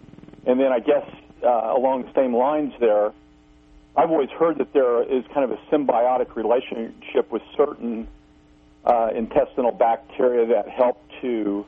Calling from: Missouri, United States; Yes, … … in Missouri.

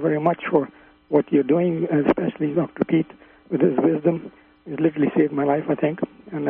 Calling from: London, Ontario, Canada; London, Ontario, Canada.

